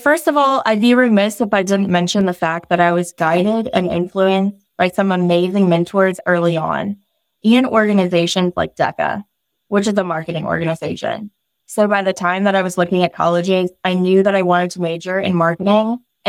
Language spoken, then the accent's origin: English; Virginia, United States; also born or lived in Mountain View, United States; I was born in Mountain View, California, home of Google headquarters, and moved around a good bit throughout my childhood, eventually landing in Southern Virginia, in the Hampton Roads area.